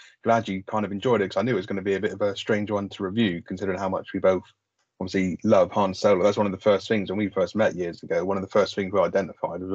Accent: United Kingdom; we're British, we get the lingo and the style a bit more

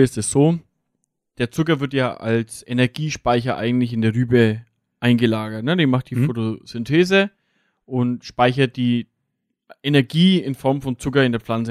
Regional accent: Lower Franconia, Bavaria, Germany; hier bei uns jetzt im, im Raum, vor allem jetzt im Raum Unterfranken

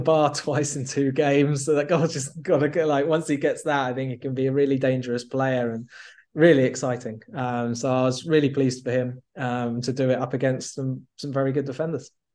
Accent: England, United Kingdom; as an Englishman

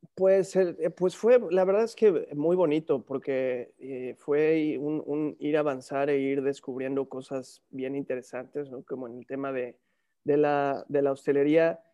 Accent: San Martín Texmelucan, Puebla, Mexico; moved away as an adult; also born or lived in Mexico City / Cholula; now in Europe; nací en la Ciudad de México, pero me, me forjé en San Martín, Texmelucan, crecí ahí

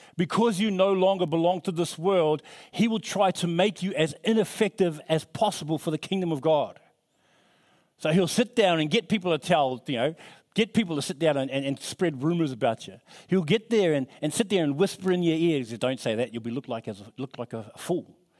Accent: New Zealand; now in Australia; I'm from New Zealand

